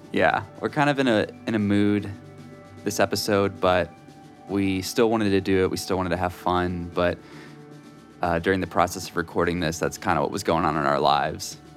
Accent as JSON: {"language": "English", "town": "Beaumont", "region": "Texas", "country": "United States", "tie": "born or raised there", "moved": "yes", "said": "I went back to my hometown, visited the parents"}